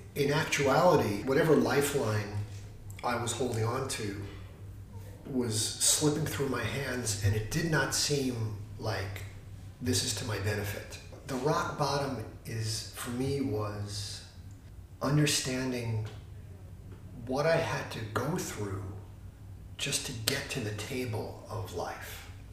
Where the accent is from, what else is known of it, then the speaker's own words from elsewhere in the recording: New York City, New York, United States; moved away as an adult; now in Santa Barbara, United States; I was living like a little New York City life. I'm from New York, and I struggled to put the New York City life together.